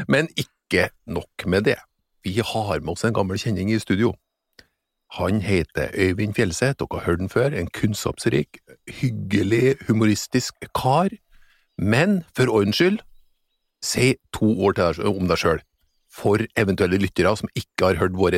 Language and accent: Norwegian; Norway; der jeg kommer fra, heter det beitemark.